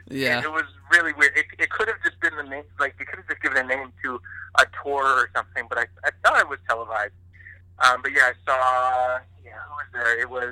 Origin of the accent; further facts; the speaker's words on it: New Jersey, United States; now in Los Angeles, United States; I'm from New Jersey.